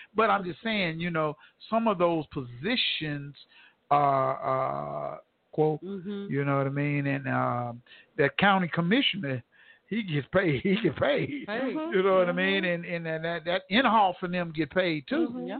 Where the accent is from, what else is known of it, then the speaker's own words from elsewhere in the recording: Tulsa, Oklahoma, United States; born there; I was born here in Tulsa, Oklahoma, and this is, come on, y'all. You got to know where you come from and know where you're going.